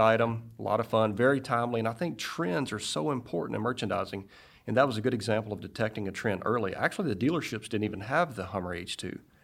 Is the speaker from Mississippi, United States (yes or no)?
yes; Greenville, Mississippi, United States; moved away as an adult; also born or lived in Frankfurt, Germany / Fayetteville, Arkansas; grew up in Mississippi